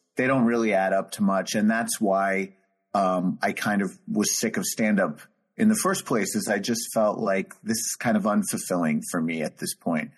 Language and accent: English; New York, United States; just being a New Yorker